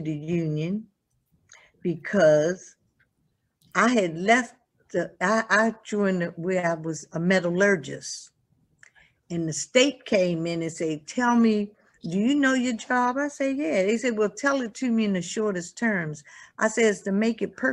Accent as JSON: {"language": "English", "town": "Baltimore", "region": "Maryland", "country": "United States", "said": "I'm from Baltimore."}